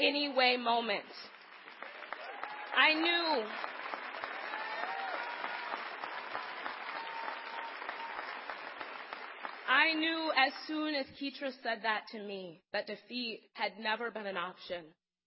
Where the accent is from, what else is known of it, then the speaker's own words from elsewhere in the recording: Madison, Wisconsin, United States; I grew up here in Madison. This is where I have spent all 30 years of my life